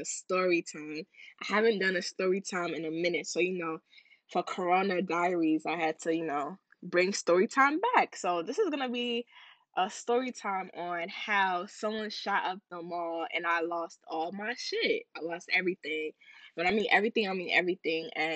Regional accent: Ghana; I'm Ghanaian.

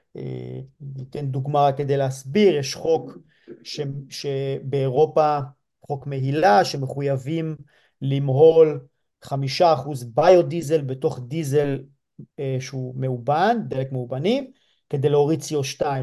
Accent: Lehavim, Southern District, Israel; moved away; גדלתי אמנם בלהבים, זה יישוב לא מושב

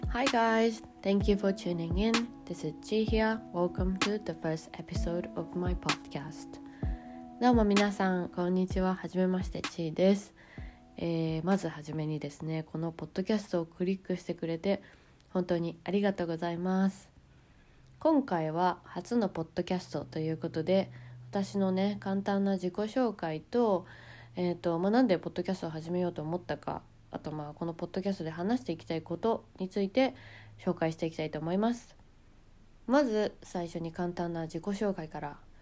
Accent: Japan; moved away as an adult; 日本で生まれ育って

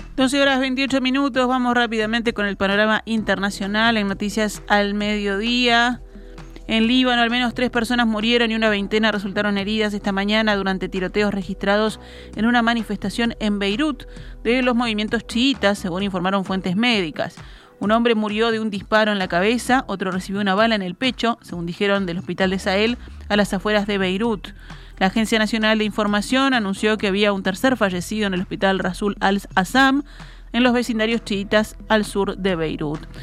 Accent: Uruguay

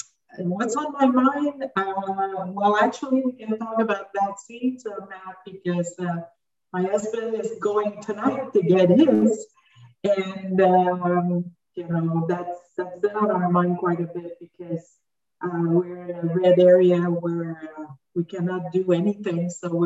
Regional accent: Montreal, Quebec, Canada; I'm from Montreal, Canada, in the midst of winter.

